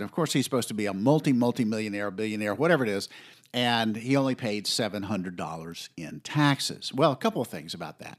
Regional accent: the South, United States; I grew up in the South.

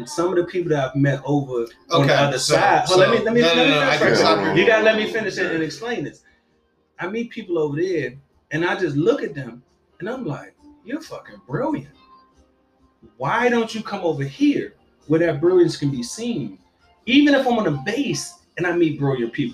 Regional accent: DMV, United States; moved away as an adult; also born or lived in Virginia Beach; I didn't go back home or whatever, back to the city, went back to the DMV

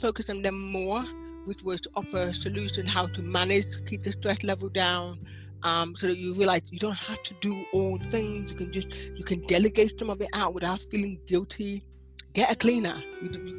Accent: Nigeria; moved away as an adult; now in United Kingdom; I'm Nigerian by birth, but I'm also British now

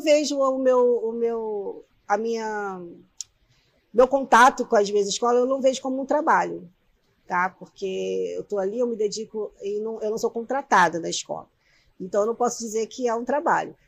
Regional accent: Nova Iguaçu, Rio de Janeiro, Brazil; also born or lived in Belford Roxo; eu sou nascida em Nova Iguaçu, né? Mas eu fui acolhida por Belfort Roxo

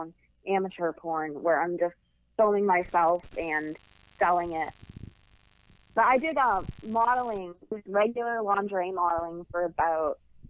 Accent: Boston, Massachusetts, United States; also born or lived in Las Vegas / Los Angeles; now in Pittsburgh, United States; I grew up in Boston. In Boston, and now I live in Pittsburgh.

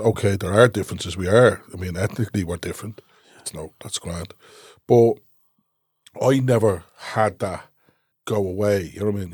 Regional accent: Dublin, Leinster, Ireland; I grew up in Cooloch, and there was always travellers around us

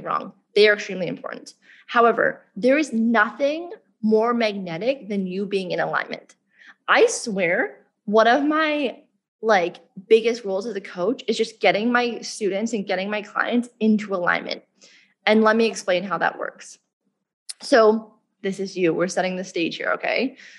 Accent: Canada; moved away as an adult; now in Bali, Indonesia; I grew up in Canada

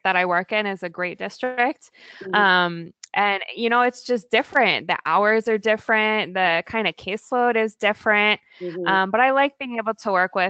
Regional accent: Virginia, United States; also born or lived in California / Oregon / Maryland; now in Portland, United States; I grew up in Virginia, but we moved to the West Coast.

